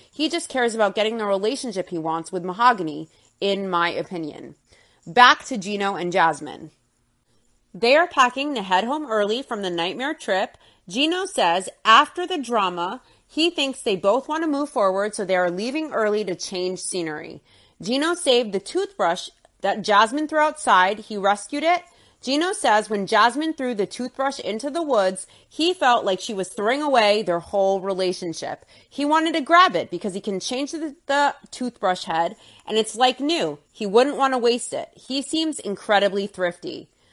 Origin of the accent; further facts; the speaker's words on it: United States; I'm an American too.